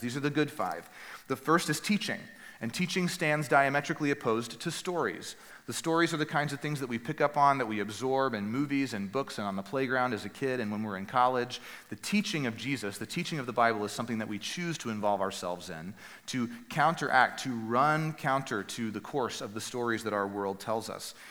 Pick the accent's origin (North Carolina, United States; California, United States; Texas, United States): Texas, United States; Northeast; the church that I grew up at in Northeast Texas